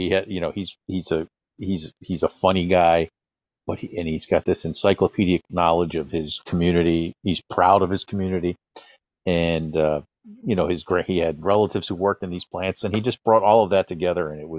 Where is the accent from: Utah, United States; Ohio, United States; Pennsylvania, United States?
Pennsylvania, United States; Oreland; Glenside, Pennsylvania, which is right near where I grew up in Orland, Pennsylvania.